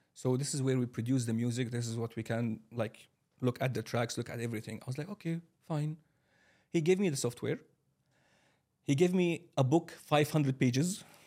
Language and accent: English; Kuwait City, Kuwait; moved away as an adult; also born or lived in Syria; now in Dubai, United Arab Emirates; I'm from Syria originally. I have been living my whole life in Kuwait City.